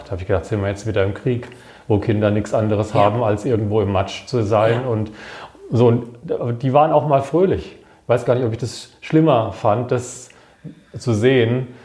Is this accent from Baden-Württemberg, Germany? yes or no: yes; Wiesloch, Baden-Württemberg, Germany; weil meine Heimatstadt Wiesloch, die hat auch genauso viele Einwohner